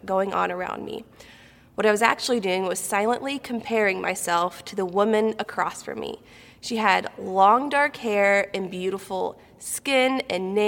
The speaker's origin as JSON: {"language": "English", "town": "Galesburg", "region": "Illinois", "country": "United States", "tie": "born or raised there", "also_born_or_lived": "Kentucky", "moved": "as an adult", "said": "I was born and raised in Central Illinois over in Galesburg"}